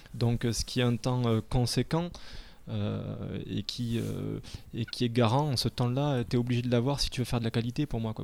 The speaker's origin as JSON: {"language": "French", "town": "Castres", "region": "Occitania", "country": "France", "moved": "yes", "lives_now": "Paris, France", "said": "je suis de de Toulouse, à côté de Toulouse, de Castres"}